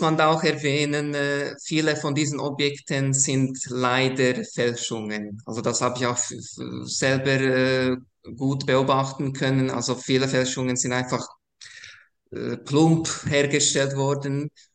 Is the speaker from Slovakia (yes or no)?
yes; Košice, Košice Region, Slovakia; now in Switzerland; ich bin ursprünglich aus der ehemaligen Tschechoslowakei, also heute würde man Slowakei sagen. Äh, ich komme ganz aus dem Osten der Slowakei, äh, Taschau äh, ist eine Altstadt